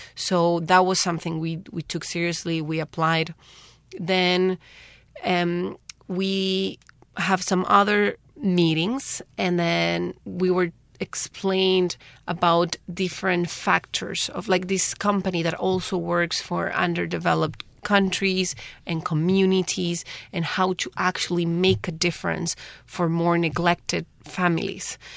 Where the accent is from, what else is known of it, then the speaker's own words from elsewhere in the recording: Paraguay; moved away as an adult; now in Taiwan; I'm from Paraguay.